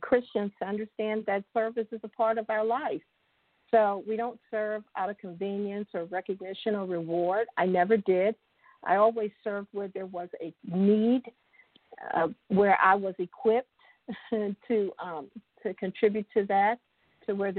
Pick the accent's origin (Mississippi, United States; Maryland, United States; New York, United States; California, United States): Maryland, United States; Baltimore; moved away as an adult; also born or lived in Central Ohio; now in Ohio, United States; I'm originally from Baltimore, and I was here in Ohio on my own